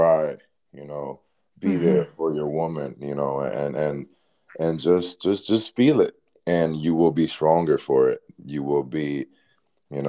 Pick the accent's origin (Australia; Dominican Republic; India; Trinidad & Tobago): Dominican Republic; being from a Caribbean country, you know, I'm from the Dominican Republic